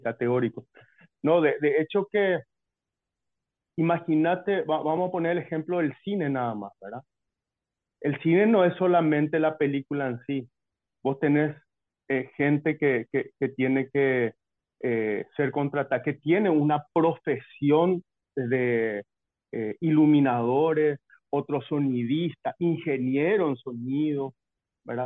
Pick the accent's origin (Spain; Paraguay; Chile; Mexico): Paraguay